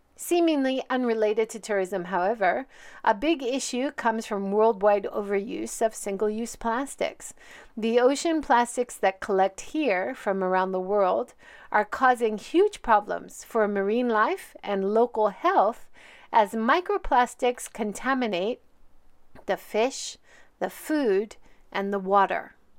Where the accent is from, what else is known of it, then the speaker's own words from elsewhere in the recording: Hawaii, United States; moved away; also born or lived in Hiroshima; I grew up in Hawaii seeing both the benefits and harm of tourism